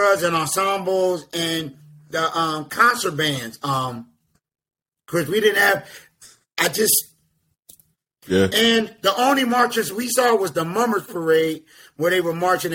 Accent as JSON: {"language": "English", "town": "Philadelphia", "region": "Pennsylvania", "country": "United States", "tie": "born or raised there", "moved": "yes", "lives_now": "Atlanta, United States", "said": "because I lived in Philadelphia. I'm from Philadelphia, Pennsylvania"}